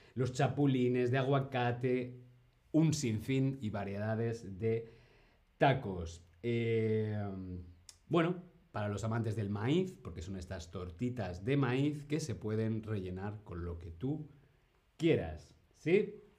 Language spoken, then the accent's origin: Spanish; Spain